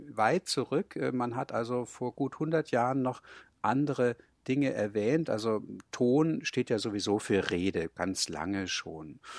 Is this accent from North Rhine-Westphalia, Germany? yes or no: no; Hamburg, Germany; bin gebürtiger Hamburger und im Elternhaus wurde Hochdeutsch gesprochen. Das war einfach meine normale Sprache.